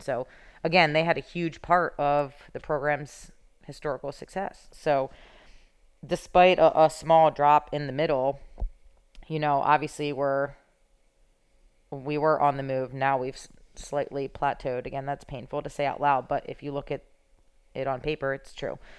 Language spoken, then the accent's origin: English; Philadelphia, Pennsylvania, United States; I'm from Philadelphia